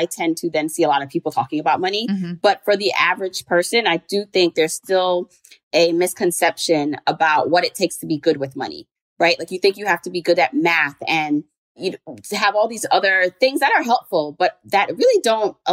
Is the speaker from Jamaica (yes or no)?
yes; Jamaica; now in New York, United States; I'm an immigrant. I was born in Jamaica, the island, not the borough.